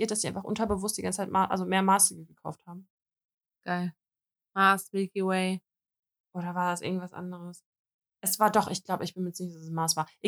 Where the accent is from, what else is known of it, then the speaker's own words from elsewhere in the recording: Russia; Ich so, also nee, ich bin Russin, aber ich habe einen deutschen Pass.